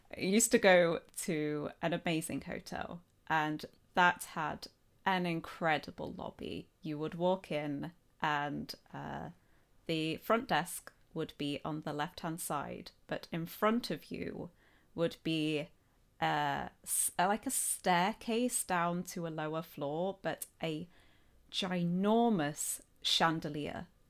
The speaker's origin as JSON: {"language": "English", "town": "Nottingham", "region": "East Midlands", "country": "United Kingdom", "accent": "Midlands", "said": "I'm from Nottingham, or Nottinghamshire."}